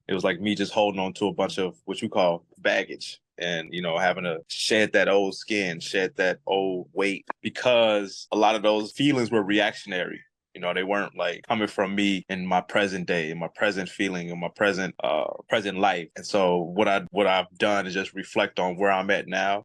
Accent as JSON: {"language": "English", "town": "Chicago", "region": "Illinois", "country": "United States", "moved": "yes", "lives_now": "Kauai, United States", "said": "I'm from Chicago"}